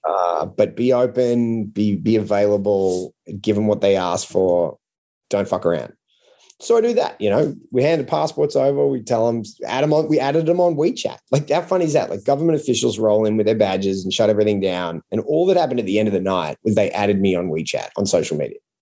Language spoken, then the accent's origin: English; Australia; as an Australian as a non-American